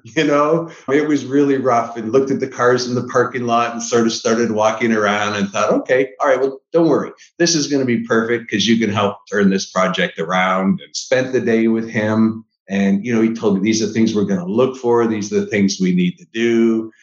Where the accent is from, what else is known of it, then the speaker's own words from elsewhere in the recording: Niagara Falls, Ontario, Canada; moved away; I'm from Niagara Falls, Canada originally